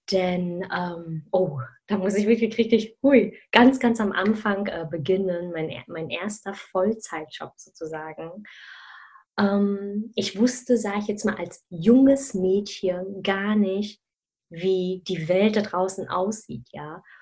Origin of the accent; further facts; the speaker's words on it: Germany; weil ich ja zwischen mehreren Kulturen aufgewachsen bin, ursprünglich aus Malaysia komme, aber in Deutschland geboren und aufgewachsen bin.